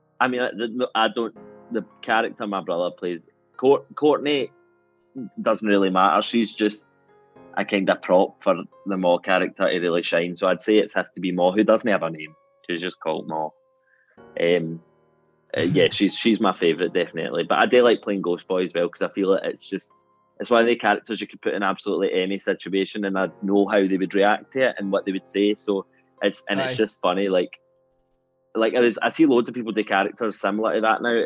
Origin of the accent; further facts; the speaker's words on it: Glasgow, Scotland, United Kingdom; I'm from a place called Corker Hill